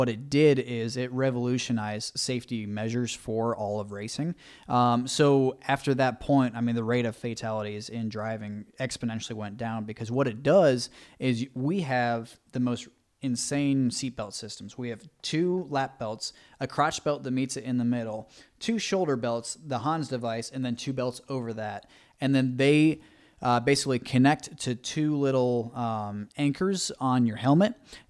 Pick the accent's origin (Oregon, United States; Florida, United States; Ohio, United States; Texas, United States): Ohio, United States; Cleveland; also born or lived in Fairfax, Virginia; So I consider I was born and raised in Cleveland, Ohio.